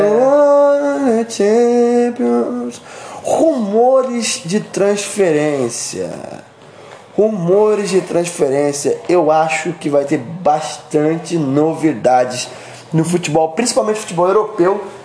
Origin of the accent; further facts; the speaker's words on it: Brazil; Eu, como brasileiro